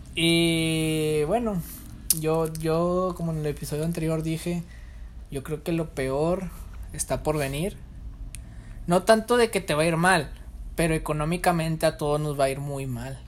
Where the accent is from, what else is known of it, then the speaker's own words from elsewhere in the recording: Monterrey, Nuevo León, Mexico; en mi caso, como regio, hacen tamales del veinticuatro